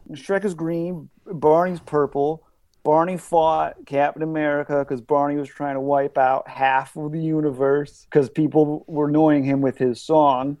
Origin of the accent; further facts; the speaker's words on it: Michigan, United States; now in New York, United States; I grew up in the Michigan woods.